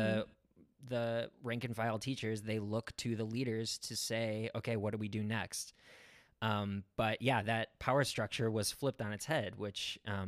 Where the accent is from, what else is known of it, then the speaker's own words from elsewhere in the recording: Chicago, Illinois, United States; I'm from Chicago